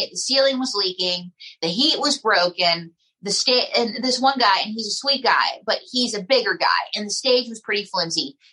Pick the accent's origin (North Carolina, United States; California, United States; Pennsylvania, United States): Pennsylvania, United States; right outside of Pittsburgh; I grew up in Steeler country, right outside of Pittsburgh. That's why I have the accent